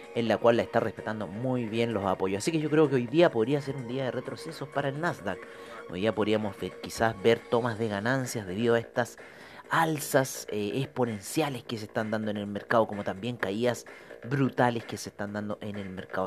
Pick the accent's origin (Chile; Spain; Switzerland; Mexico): Chile; uno como chileno